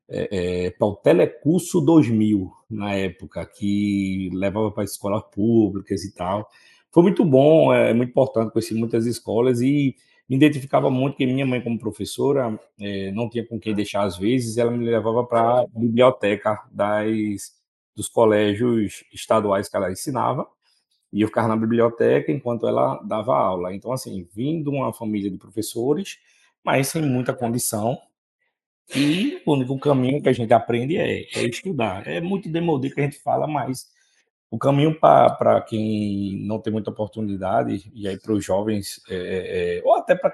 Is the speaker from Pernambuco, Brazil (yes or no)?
yes; Timbaúba, Pernambuco, Brazil; Sou do interior de Pernambuco, da cidade de Timbaúba costumo até brincar com meus amigos. Timbaúba é a maior cidade da zona da Mata Norte.